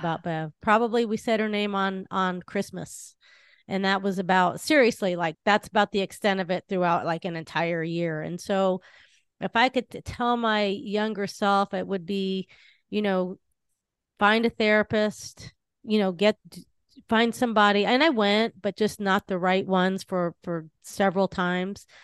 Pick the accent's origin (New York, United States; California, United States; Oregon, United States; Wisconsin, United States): California, United States; Southern; I grew up in Southern California